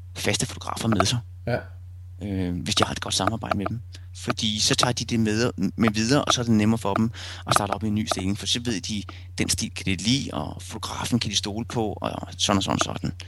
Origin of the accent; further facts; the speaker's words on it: Rødovre, Capital Region of Denmark, Denmark; moved away as an adult; also born or lived in Silkeborg / Vesterbro, Copenhagen; now in Copenhagen, Denmark; inden mine forældre flyttede til Rødovre